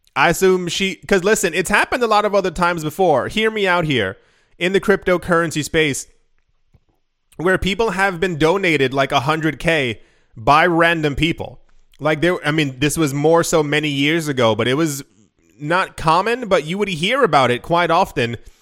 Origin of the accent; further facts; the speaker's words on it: United States; I grew up in America